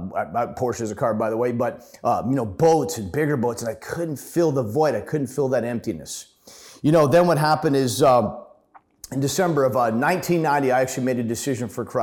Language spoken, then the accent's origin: English; Ottawa, Ontario, Canada; born there; So anyways, a little bit about my story. I was born in Ottawa, but like I said, about 50 years ago.